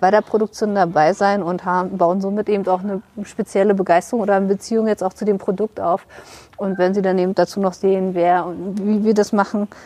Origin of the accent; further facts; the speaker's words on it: Potsdam, Brandenburg, Germany; beide stammen wir aus Brandenburg.